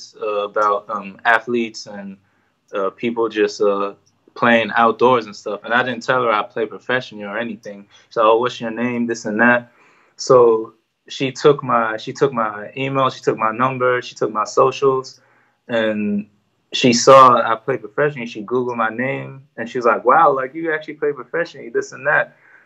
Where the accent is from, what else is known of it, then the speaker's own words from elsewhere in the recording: Ireland; now in United States; they heard that I'm Irish, this and that, and would I be willing to play for the team?